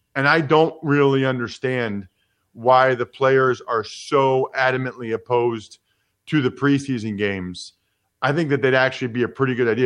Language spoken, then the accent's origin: English; United States; being an American